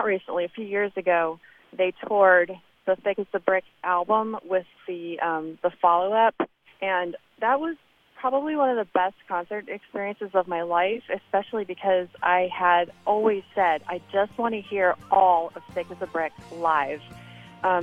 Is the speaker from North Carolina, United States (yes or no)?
yes; Durham, North Carolina, United States; I'm from Durham, North Carolina, and I have loved … for as long as I can remember.